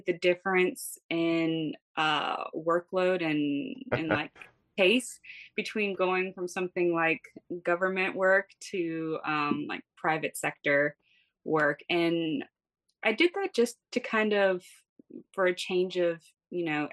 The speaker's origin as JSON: {"language": "English", "town": "Greensboro", "region": "North Carolina", "country": "United States", "moved": "as an adult", "lives_now": "New Jersey, United States", "said": "I'm originally from Greensboro, North Carolina."}